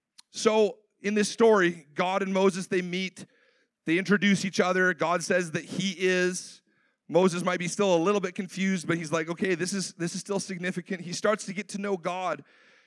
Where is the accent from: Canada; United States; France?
Canada; a Canadian born in the 90s